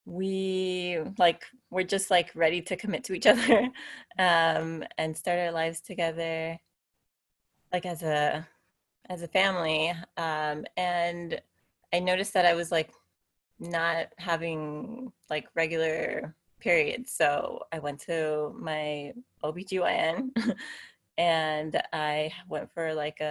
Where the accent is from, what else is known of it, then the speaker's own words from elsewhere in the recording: Miami, Florida, United States; moved away as an adult; also born or lived in Tennessee; now in San Diego, United States; My husband is Eddie, and we're both from Miami